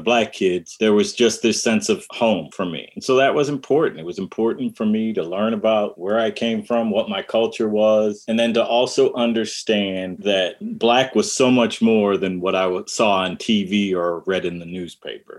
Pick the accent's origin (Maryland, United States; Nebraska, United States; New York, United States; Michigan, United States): Michigan, United States; Detroit; also born or lived in Dearborn, Michigan; I grew up in Detroit, Michigan